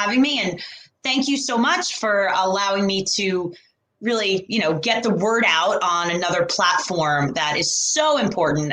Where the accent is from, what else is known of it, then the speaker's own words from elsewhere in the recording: New York, United States; I'm originally from New York